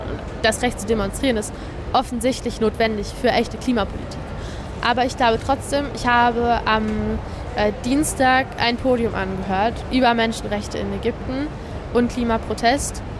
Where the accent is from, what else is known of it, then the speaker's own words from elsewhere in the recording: Germany; Also wir als Deutsche können hier natürlich fordern, dass politische Gefangene freigelassen werden.